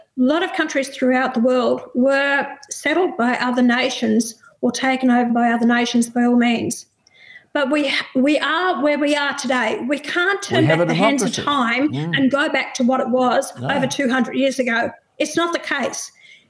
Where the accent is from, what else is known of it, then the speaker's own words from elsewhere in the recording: Australia; me as an Australian that was actually born here.